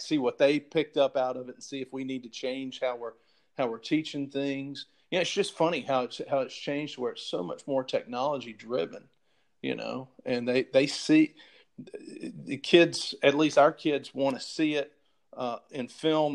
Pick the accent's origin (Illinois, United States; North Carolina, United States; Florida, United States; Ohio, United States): North Carolina, United States; Chapel Hill; now in Atlanta, United States; I grew up right outside of Chapel Hill, North Carolina